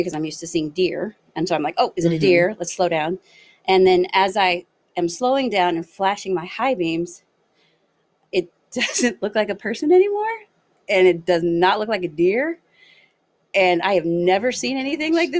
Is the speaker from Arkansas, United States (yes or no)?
no; Los Angeles, California, United States; moved away as an adult; also born or lived in Northeastern Ohio; now in Ohio, United States; I'm originally from Los Angeles, but I just moved to Ohio.